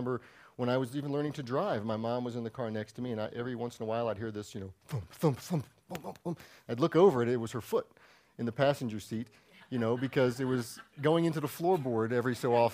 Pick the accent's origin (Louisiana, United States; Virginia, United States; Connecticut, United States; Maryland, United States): Maryland, United States; moved away; I'm from Maryland.